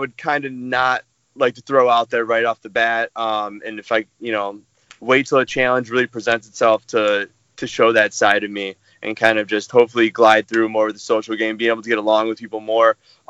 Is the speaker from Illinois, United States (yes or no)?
yes; Chicago, Illinois, United States; now in Denver, United States; I'm 28 years old. I'm originally from Chicago, Illinois. I now live in Denver